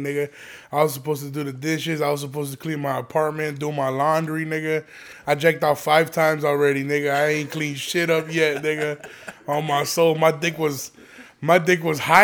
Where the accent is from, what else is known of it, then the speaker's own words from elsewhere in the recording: Aurora, Illinois, United States; growing up in Aurora